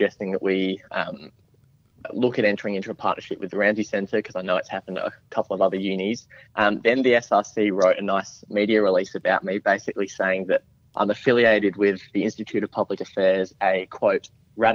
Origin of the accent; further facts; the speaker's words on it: South Australia, Australia; being South Australian, we've had a bit of history with blackouts and energy in our state